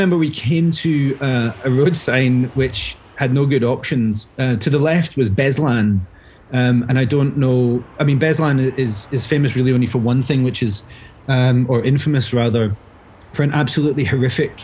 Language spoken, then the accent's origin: English; Glasgow, Scotland, United Kingdom; accent: Glaswegian; moved away as an adult; also born or lived in Dubai, United Arab Emirates; go as Glaswegian as possible